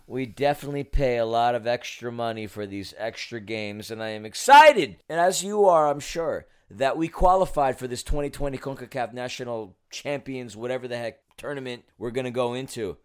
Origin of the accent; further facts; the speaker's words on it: New York City, New York, United States; I'm from New York City. Not the suburbs, but the city.